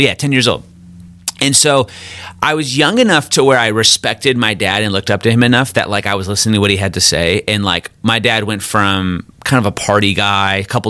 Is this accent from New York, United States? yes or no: no; Midland, Michigan, United States; now in Kansas City, United States; I'm originally from Michigan, a little town called Midland, Michigan